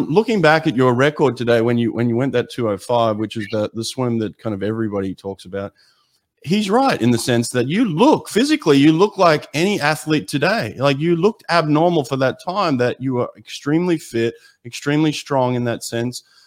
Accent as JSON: {"language": "English", "country": "Australia", "tie": "born or raised there", "said": "me growing up in Australia"}